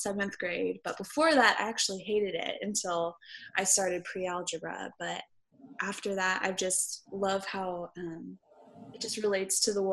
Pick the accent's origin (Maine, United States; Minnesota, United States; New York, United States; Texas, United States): Texas, United States; Houston; moved away as an adult; also born or lived in Waco, Texas; I am actually from Houston, Texas.